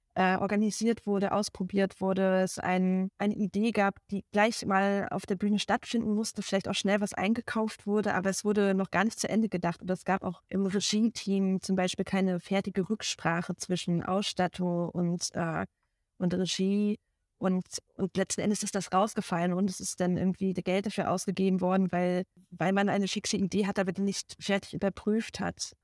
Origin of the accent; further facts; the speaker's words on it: Rostock, Mecklenburg-Vorpommern, Germany; moved away as an adult; also born or lived in Dresden; now in Berlin, Germany; gebürtige Rostockerin und habe auch dort am Volkstheater Rostock meine Liebe zum Theater gefunden